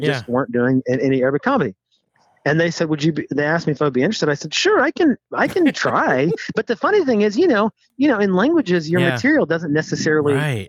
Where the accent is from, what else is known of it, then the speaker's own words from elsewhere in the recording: the South, United States; about growing up in the South, growing up in a big family.